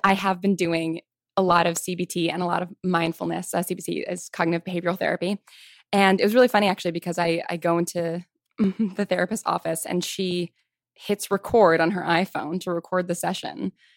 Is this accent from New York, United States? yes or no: yes; Westchester County, New York, United States; moved away as an adult; also born or lived in Manhattan, New York / Piedmont, California / Virginia; I grew up in Westchester County